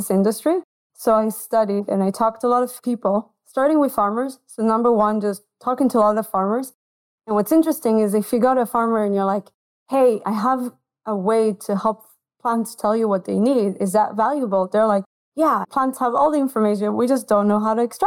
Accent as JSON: {"language": "English", "country": "Israel", "moved": "as an adult", "lives_now": "United States", "said": "I'm from Israel originally"}